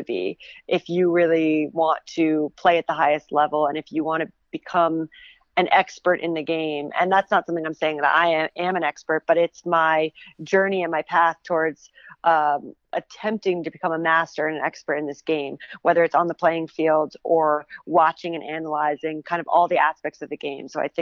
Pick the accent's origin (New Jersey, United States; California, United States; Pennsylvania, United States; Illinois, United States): New Jersey, United States; Northern; I'm originally from Northern New Jersey